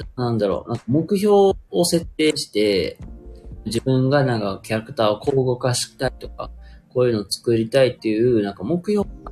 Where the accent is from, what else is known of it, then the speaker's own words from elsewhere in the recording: Kansai, Japan; accent: Kansai dialect; now in Hyogo, Japan; 僕まあ一応関西人なんで、結構関西弁で、まあ話してる。